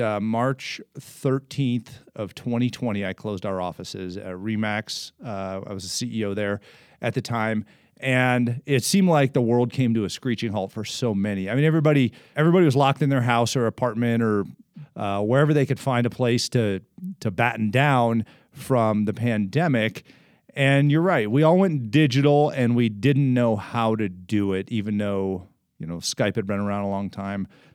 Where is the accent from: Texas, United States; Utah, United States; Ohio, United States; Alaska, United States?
Ohio, United States; Columbus; I'm from Columbus, so, you know, wonderful town